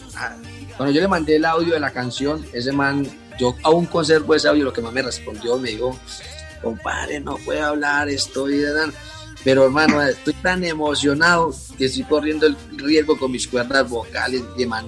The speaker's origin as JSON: {"language": "Spanish", "town": "Briceño", "region": "Antioquia", "country": "Colombia", "tie": "born or raised there", "lives_now": "Medellín, Colombia", "said": "yo nací en Briseño, Antioquia Mm, ya llevo 20 años radicado en la ciudad de Medellín"}